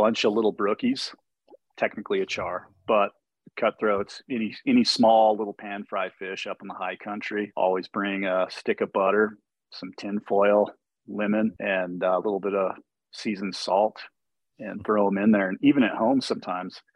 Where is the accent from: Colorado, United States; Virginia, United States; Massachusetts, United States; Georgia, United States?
Colorado, United States; Steamboat Springs; I grew up on a small ranch just south of my hometown here, Steamboat Springs